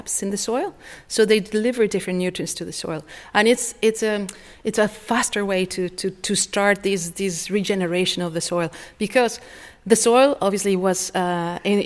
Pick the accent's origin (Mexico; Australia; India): Mexico; now in Foulksmills, Ireland; I'm originally from Mexico